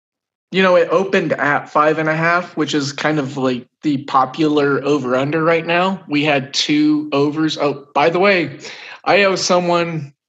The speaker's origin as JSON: {"language": "English", "region": "Oklahoma", "country": "United States", "said": "I'm from Oklahoma"}